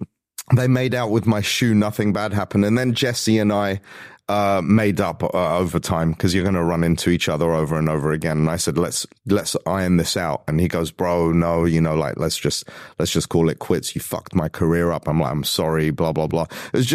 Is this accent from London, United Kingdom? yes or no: yes; London, United Kingdom; also born or lived in Los Angeles; So growing up in London, basically you settle your differences like men.